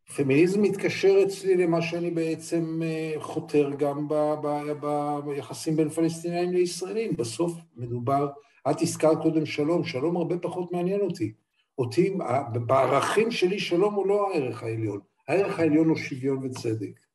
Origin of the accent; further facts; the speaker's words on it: Israel; אני ישראלי